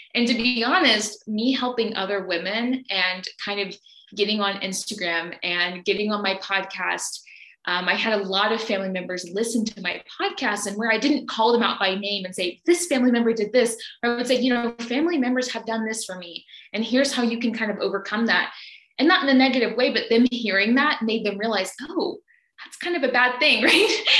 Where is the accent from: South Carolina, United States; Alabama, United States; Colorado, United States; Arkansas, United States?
Alabama, United States; now in Brazil; I am from Alabama in the US